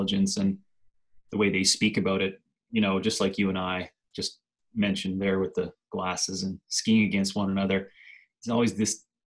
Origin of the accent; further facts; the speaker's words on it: Newfoundland and Labrador, Canada; moved away; As a child, I was in Jackrabbits from age 4, I think, till like 12, where they had two courses there in Labrador